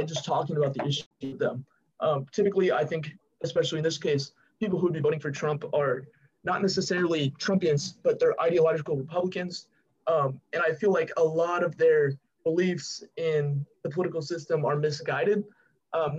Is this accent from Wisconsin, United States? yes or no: no; California, United States; moved away as an adult; now in Memphis, United States; my home state's California